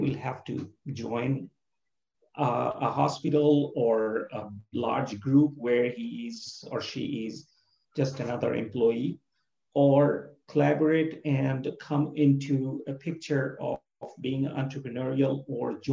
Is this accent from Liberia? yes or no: no; Bangladesh; moved away; I'm from Bangladesh and near India